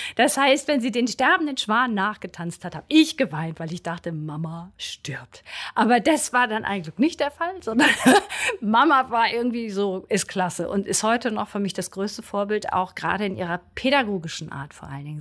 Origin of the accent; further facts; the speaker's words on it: Brunsbüttel, Schleswig-Holstein, Germany; now in Berlin, Germany; ich komme ursprünglich aus Brunsbüttel, einer Schleusenstadt am Wasser sozusagen. Ein Fischkopf, wie auch manche das nennen würden.